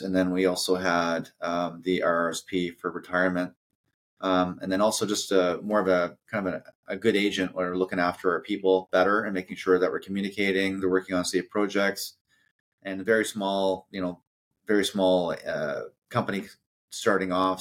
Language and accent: English; New Brunswick, Canada; moved away as an adult; also born or lived in Vancouver; born and raised in New Brunswick.